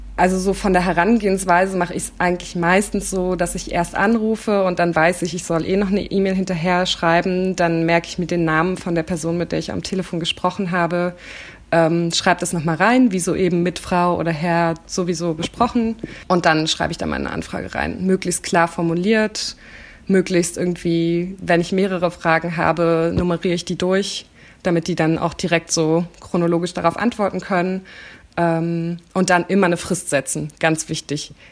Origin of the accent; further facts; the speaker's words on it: Berlin, Germany; ich komme aus Köpenick, das ist ein sehr grüner Stadtteil in Berlin